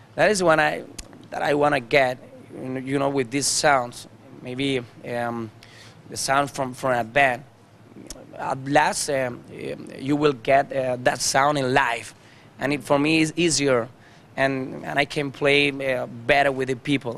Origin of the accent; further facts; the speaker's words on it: Almería, Andalusia, Spain; English is a second language; I was born in Andalusia, you know, in Almeria